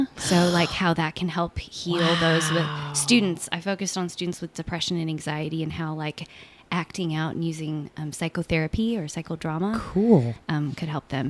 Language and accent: English; Southern California, United States; also born or lived in Washington; I grew up here in Southern California. And born and raised in the same place